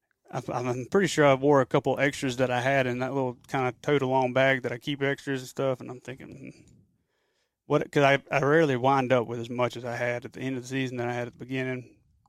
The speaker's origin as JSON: {"language": "English", "region": "Mississippi", "country": "United States", "said": "I'm from Mississippi"}